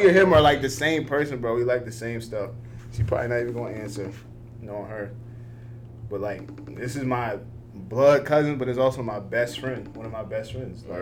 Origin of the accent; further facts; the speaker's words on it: Delaware, United States; I'm from Delaware